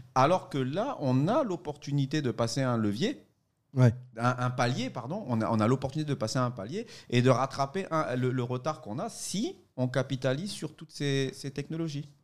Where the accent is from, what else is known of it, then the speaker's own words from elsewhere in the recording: Côte d’Ivoire; moved away; je suis euh, de Côte d'Ivoire, hein, je suis ici